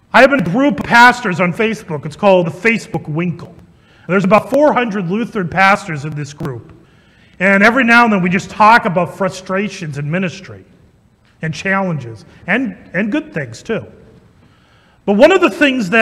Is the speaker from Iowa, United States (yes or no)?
yes; Ankeny, Iowa, United States; I grew up in Ankeny